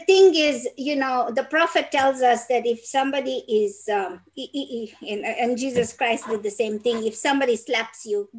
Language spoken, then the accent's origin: English; Peru; I am not from Mexico. I'm from Peru.